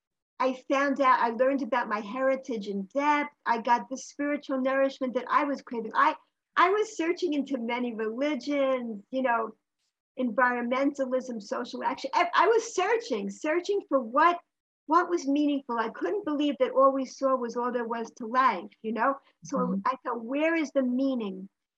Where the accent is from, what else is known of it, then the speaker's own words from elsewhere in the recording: New York, United States; In New York.